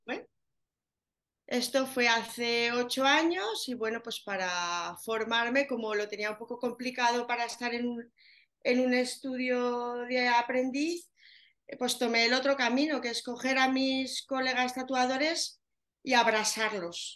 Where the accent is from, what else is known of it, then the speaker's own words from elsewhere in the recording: Zaragoza, Aragon, Spain; Yo soy de Zaragoza, lo notaréis en el acento